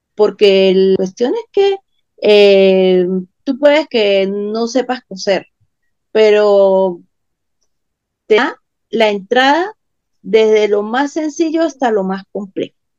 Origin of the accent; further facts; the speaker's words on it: Venezuela; en países como Venezuela, Argentina, que también estamos complicados políticamente